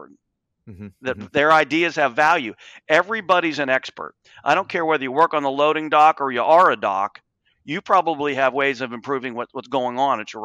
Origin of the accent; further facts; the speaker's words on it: Appalachia, United States; I grew up in Appalachia. I watched the steel industry and pottery industry disintegrate